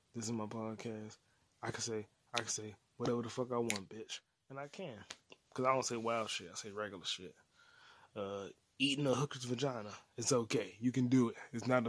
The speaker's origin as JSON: {"language": "English", "region": "England", "country": "United Kingdom", "said": "I'm like, I am English. Like, I am British. I am a Brit."}